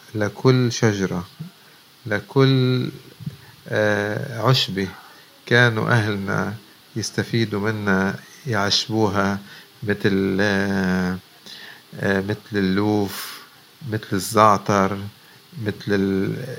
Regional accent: Lebanon; إحنا ربينا بلبنان

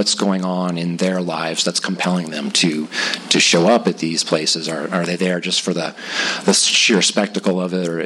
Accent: Whittier, California, United States; also born or lived in La Mirada / Los Angeles; grew up in Whittier, and that's where I went to school and then graduated from high school

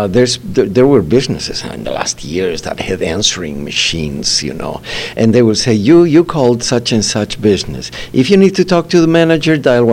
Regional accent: Bolivia; moved away as an adult; I launched the cellular system back in 1990s in my home country in Bolivia

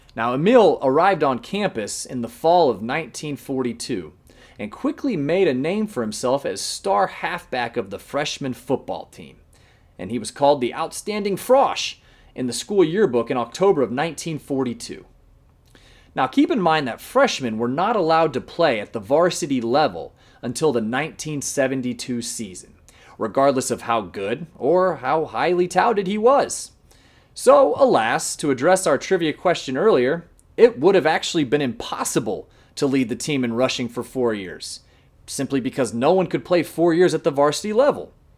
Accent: Fort Wayne, Indiana, United States; I am from Fort Wayne, Indiana, originally myself

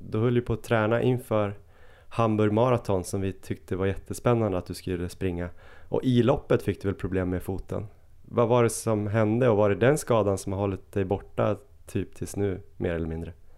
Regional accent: Östersund, Jämtland, Sweden; now in Stockholm, Sweden; även om jag är från Östersund så bor jag ju i Stockholm

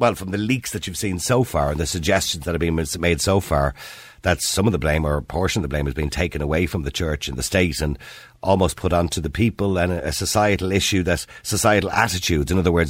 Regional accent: Dublin, Leinster, Ireland; I was born in St. Patrick's Home on the Navan Road

